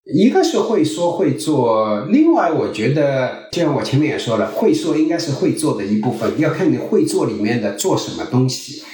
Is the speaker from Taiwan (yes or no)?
no; China; also born or lived in Silicon Valley, United States; now in United States; 我们中国人